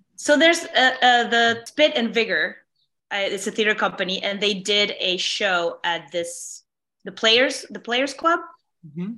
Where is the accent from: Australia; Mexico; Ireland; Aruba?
Mexico; now in New York, United States; I'm, I'm from Mexico